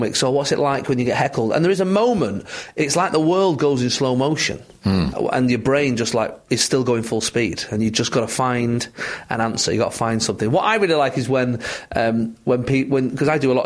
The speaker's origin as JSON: {"language": "English", "town": "Manchester", "region": "North West England", "country": "United Kingdom", "said": "I'm from Manchester"}